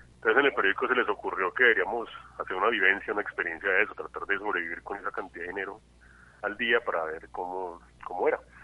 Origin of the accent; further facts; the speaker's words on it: Cali, Valle del Cauca, Colombia; yo soy un caleño extraño porque no soy una persona muy, muy, muy, muy ligada a la cultura caleña